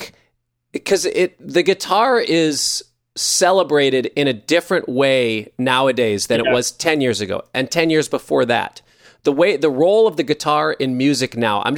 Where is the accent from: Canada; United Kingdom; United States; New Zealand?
United States; Minneapolis, Minnesota; I grew up in Minneapolis